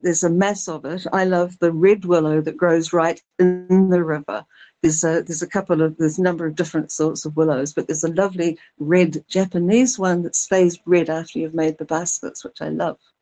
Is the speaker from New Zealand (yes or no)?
yes; Little Barrier Island, Auckland, New Zealand; moved away; I grew up on Little Barrier